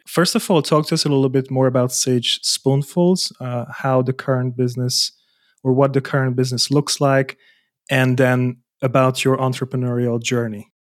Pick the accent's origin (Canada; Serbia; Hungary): Hungary; now in Germany; I moved out to Germany. I was born in Hungary.